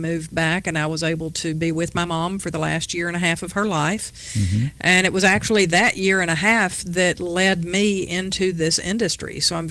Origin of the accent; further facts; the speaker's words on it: Hermitage, Tennessee, United States; moved away as an adult; also born or lived in West Nashville, Tennessee / Eastern North Carolina; now in Murfreesboro, United States; I grew up in Hermitage, so I am native to Middle Tennessee.